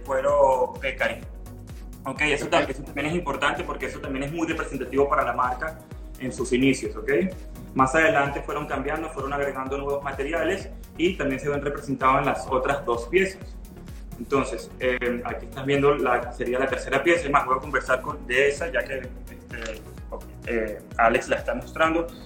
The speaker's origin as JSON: {"language": "Spanish", "country": "Venezuela", "also_born_or_lived": "Mexico", "moved": "as an adult", "lives_now": "Cancún, Mexico", "said": "yo soy venezolano, tengo ocho años en, en México"}